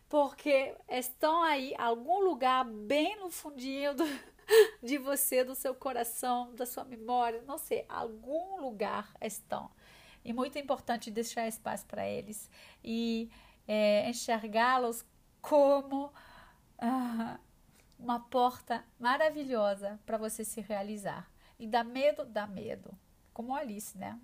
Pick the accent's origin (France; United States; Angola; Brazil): France; Portuguese is a second language; moved away; sou francesa